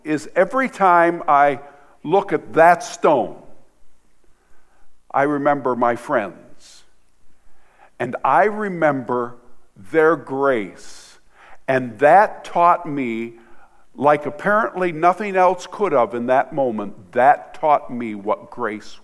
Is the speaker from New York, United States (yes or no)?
no; Michigan, United States; also born or lived in Hart, Michigan / Vassar, Michigan; I'm from Michigan